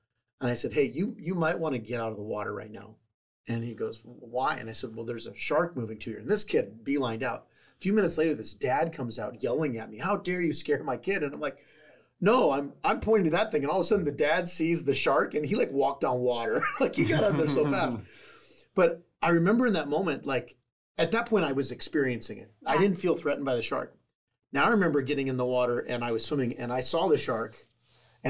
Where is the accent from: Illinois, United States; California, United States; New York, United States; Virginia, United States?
California, United States; San Diego; growing up in San Diego, I swam with sharks out in the ocean, in the wild